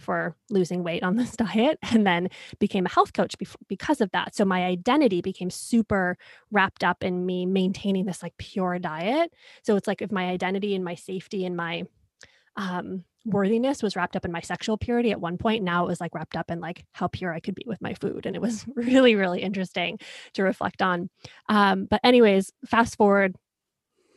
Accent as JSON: {"language": "English", "town": "Rochester", "region": "New York", "country": "United States", "tie": "born or raised there", "said": "I grew up in Rochester, New York"}